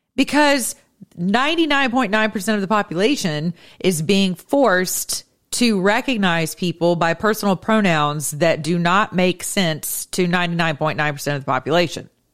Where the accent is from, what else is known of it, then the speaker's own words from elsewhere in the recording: United States; I'm speaking as an American